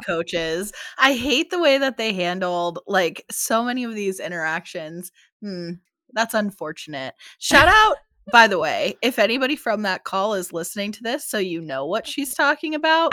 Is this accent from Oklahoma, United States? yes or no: no; Pennsylvania, United States; now in Phoenix, United States; My dad still lives in Pennsylvania, that's where I grew up